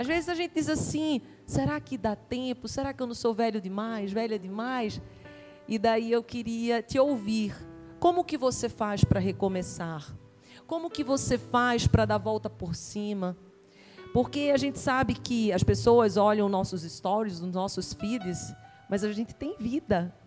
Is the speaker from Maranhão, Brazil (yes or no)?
no; Recife, Pernambuco, Brazil; moved away; also born or lived in Campinas; somos de Recife